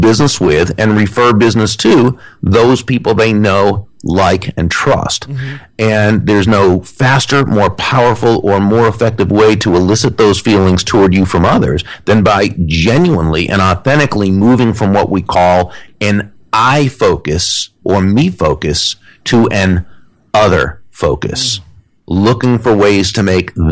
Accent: Natick, Massachusetts, United States; I grew up in Natick

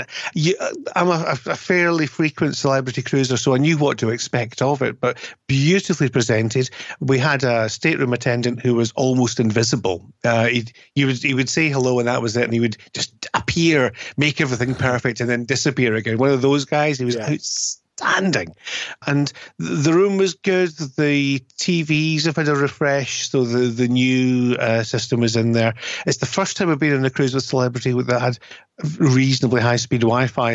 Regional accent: United Kingdom; as a Brit

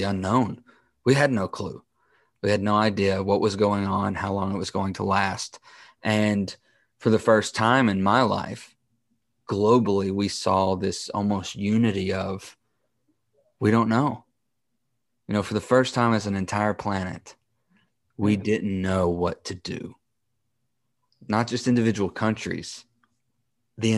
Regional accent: United States; I, as an American

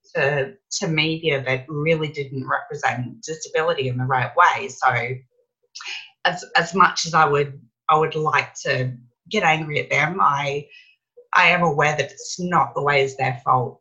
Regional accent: Brisbane, Queensland, Australia; in Brisbane, which is my hometown where my family are.

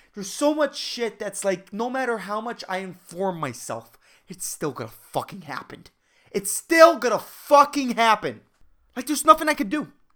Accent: Puerto Rico; Puerto Ricans are, like, we're all, like, white, tanned, dark-skinned, black

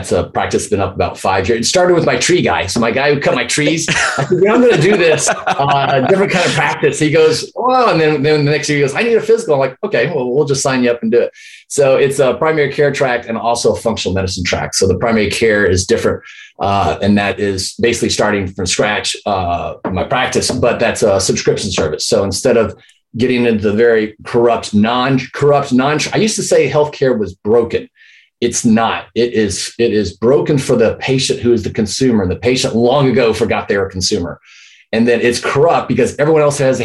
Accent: Houston, Texas, United States; moved away as an adult; also born or lived in Chicago / San Antonio; I grew up in Houston, met my high school sweetheart in the senior year

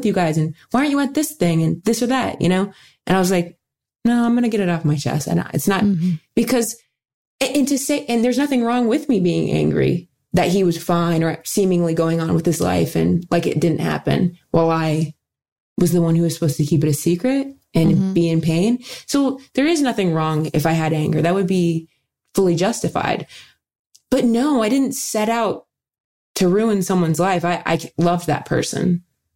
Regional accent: Dayton, Ohio, United States; I work with the YWCA of Dayton, my hometown in Ohio

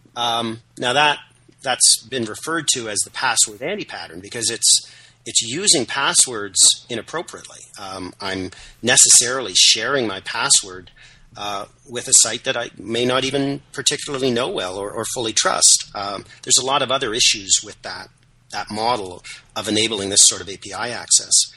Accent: Canada; I'm, I'm Canadian, uh, proudly so, if somewhat apologetically.

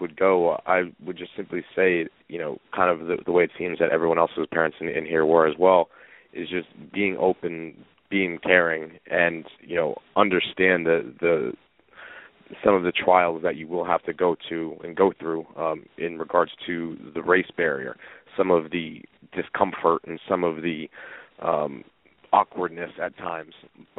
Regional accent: Northeast, United States; whereas I was from the Northeast.

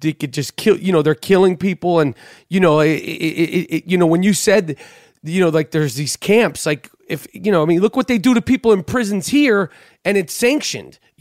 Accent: United States; as an American

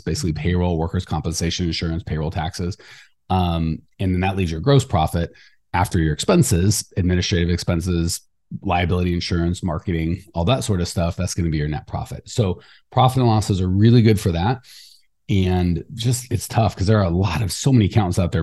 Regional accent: Arizona, United States; I'm from Arizona

